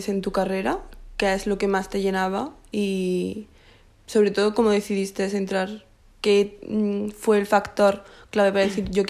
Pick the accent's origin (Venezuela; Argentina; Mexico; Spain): Spain; Bilbao, Basque Country; moved away as an adult; now in Lisbon, Portugal; Sí, yo soy de Bilbao